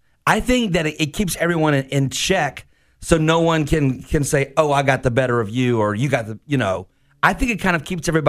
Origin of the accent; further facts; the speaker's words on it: Mayport, Florida, United States; Growing up in Mayport, we used to go to that facility